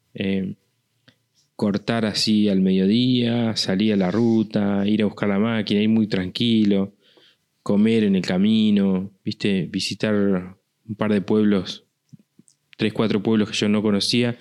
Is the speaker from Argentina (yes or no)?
yes; Argentina